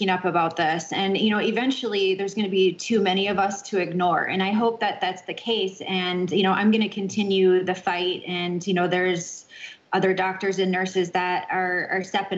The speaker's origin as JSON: {"language": "English", "region": "Florida", "country": "United States", "said": "I originally I'm from Florida. That's where I reside now."}